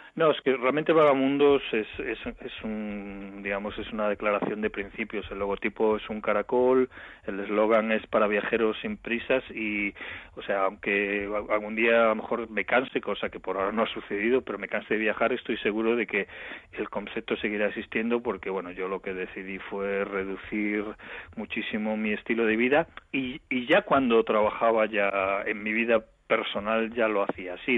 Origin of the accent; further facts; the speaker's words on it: A Coruña, Galicia, Spain; soy de La Coruña